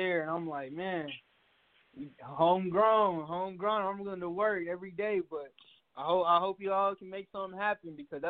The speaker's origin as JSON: {"language": "English", "town": "Atlanta", "region": "Georgia", "country": "United States", "moved": "yes", "said": "I'm from Atlanta."}